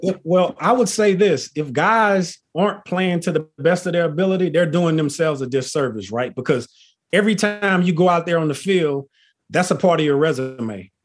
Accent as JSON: {"language": "English", "region": "Texas", "country": "United States", "also_born_or_lived": "Philadelphia / Notre Dame, Indiana", "said": "I'm originally from Texas, you know, country boy at heart. I live here in Texas currently"}